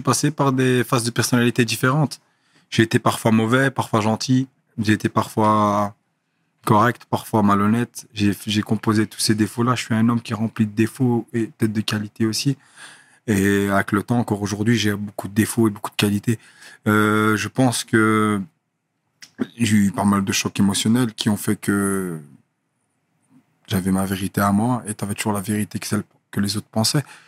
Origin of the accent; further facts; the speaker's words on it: Brussels, Brussels-Capital Region, Belgium; moved away; also born or lived in Thailand / Molenbeek; Bruxelles, je venais d'Eterbeek. Et j'ai grandi un peu à Scarbeck au début, puis Etterbeek